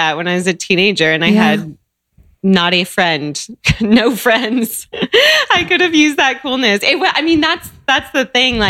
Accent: Seattle, Washington, United States; Yeah, I grew up in Seattle. I grew up with just a mom, single mom, and me.

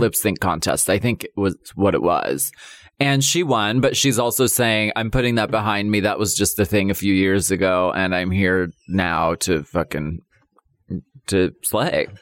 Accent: Erie, Pennsylvania, United States; my hometown is Erie, Pennsylvania.

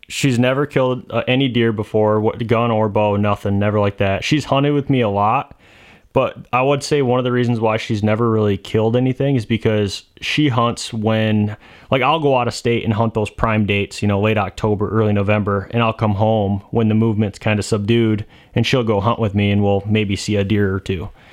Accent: Michigan, United States; I'm from Michigan

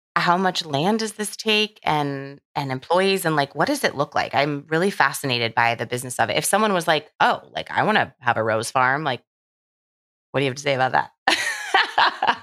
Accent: Southern California, United States; I'm from Southern California

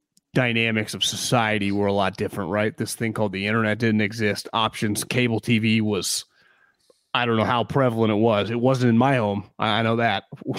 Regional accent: Davis, California, United States; I lived through the Niners growing up in Davis, California.

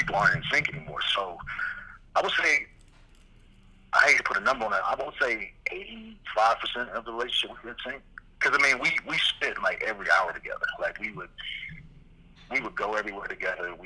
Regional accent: Midwest, United States; moved away; I was coming from the Midwest. I'm a country boy

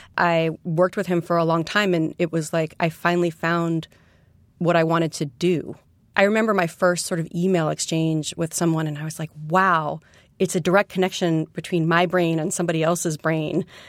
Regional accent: New York City, New York, United States; born or raised there; also born or lived in West Coast

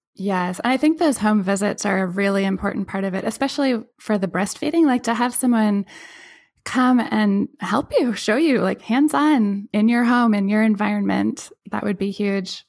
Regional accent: Pacific Northwest, United States; I grew up in the Pacific Northwest on one of the rocky beaches

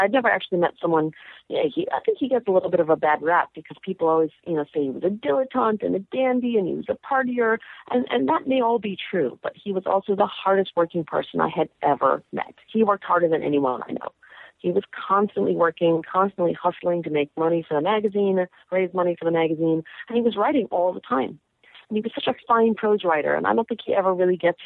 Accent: New York, United States; also born or lived in Cleveland / Los Angeles / Massachusetts; I grew up in Manhattan

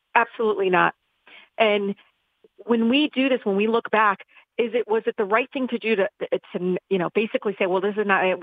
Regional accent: Detroit, Michigan, United States; I grew up in Southwest Detroit

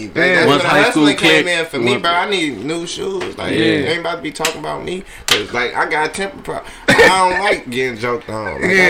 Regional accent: Detroit, Michigan, United States; I'm from Fenkell, man.

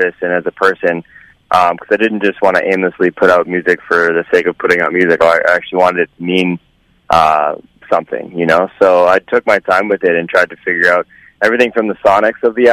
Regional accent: Vancouver, British Columbia, Canada; my hometown, Vancouver

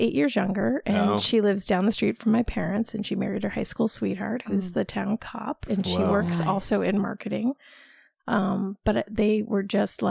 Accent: West Royalston, Massachusetts, United States; I grew up in West Royalston, Massachusetts.

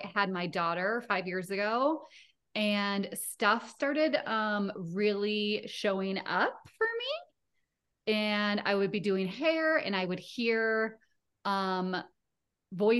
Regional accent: Rochester, Minnesota, United States; also born or lived in Denver, Colorado; now in Littleton, United States; I grew up in Rochester, Minnesota

